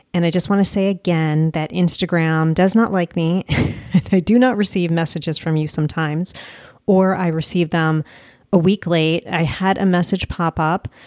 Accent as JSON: {"language": "English", "country": "United States", "also_born_or_lived": "Colombia", "said": "as Americans"}